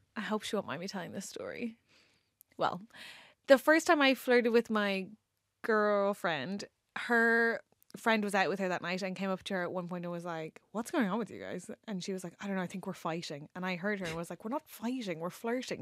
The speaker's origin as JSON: {"language": "English", "country": "Ireland", "accent": "Irish", "moved": "as an adult", "lives_now": "England", "said": "being Irish"}